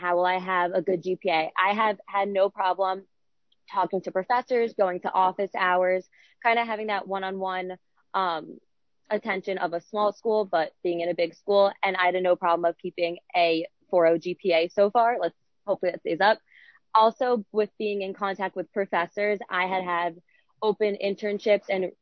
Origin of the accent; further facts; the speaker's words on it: Delray Beach / Boca Raton area, Florida, United States; I'm from the Delray Boca area